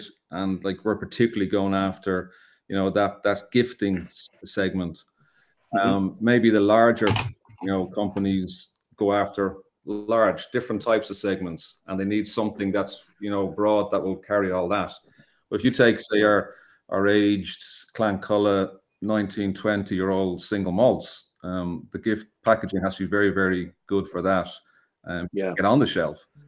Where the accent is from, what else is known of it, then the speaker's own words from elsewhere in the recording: Dublin, Leinster, Ireland; moved away as an adult; also born or lived in Hong Kong; now in Ahascragh, Ireland; You can probably tell from our accent, we're from Dublin, North Dublin.